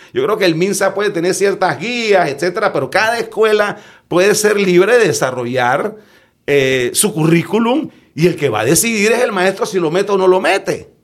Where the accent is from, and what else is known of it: Panama